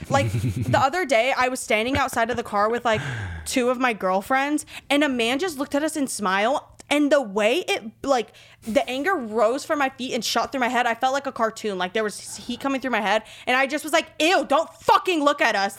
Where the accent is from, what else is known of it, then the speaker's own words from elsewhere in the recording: Miami, Florida, United States; I grew up in Florida